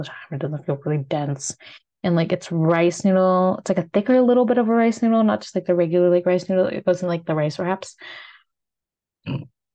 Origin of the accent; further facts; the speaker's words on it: United States; accent: American; my American accent